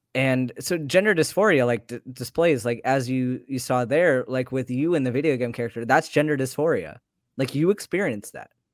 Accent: United States; I grew up in American society

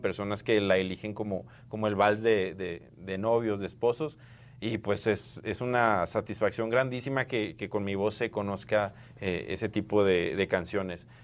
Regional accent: Mexico; somos mexicanos

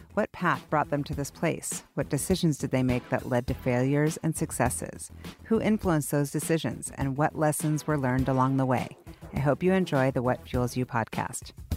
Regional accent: Seattle, Washington, United States; a fellow Seattleite

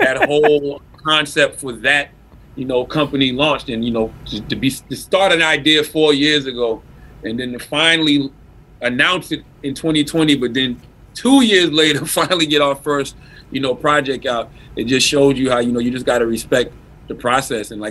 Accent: South Carolina, United States; moved away; I'm from South Carolina

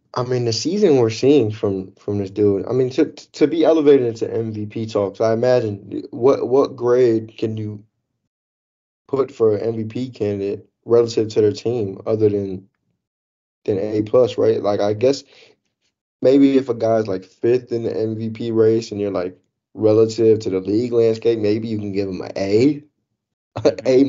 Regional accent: Chicago, Illinois, United States; moved away; I'm from Chicago

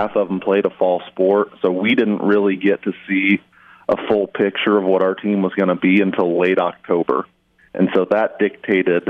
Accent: Jay County, Indiana, United States; I'm from Jay County

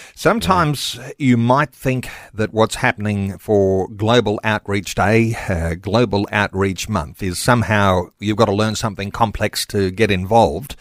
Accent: Australia; here we are in Australia

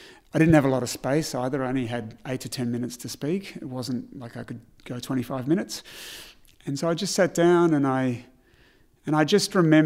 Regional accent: Melbourne, Victoria, Australia; We grew up in Hawthorne, so Hawthorne wasn't as privileged then as it is today.

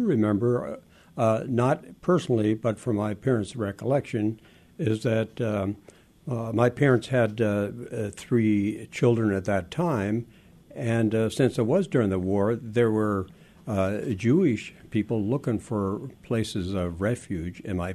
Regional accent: southern Ontario, Canada; first language Frisian; English is a second language; also born or lived in Netherlands / Friesland; I was 5 years old. We left from Rotterdam on a boat, 10 days at sea. We arrived in Quebec City and then took a train to southern Ontario, where we lived on a farm

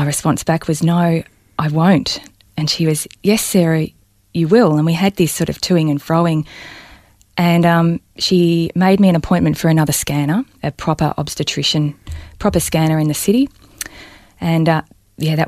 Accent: Balnarring, Victoria, Australia; born or raised there

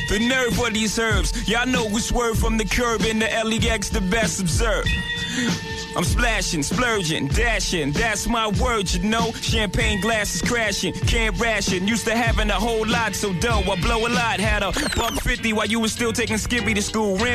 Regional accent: New York City, New York, United States; I'm originally from Brooklyn, you know.

